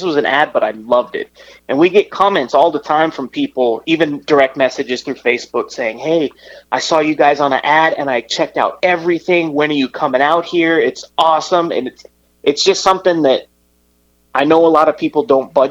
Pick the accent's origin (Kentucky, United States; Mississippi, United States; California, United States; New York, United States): California, United States; Riverside; moved away as an adult; now in Los Angeles, United States; I'm originally from Riverside, so not too far.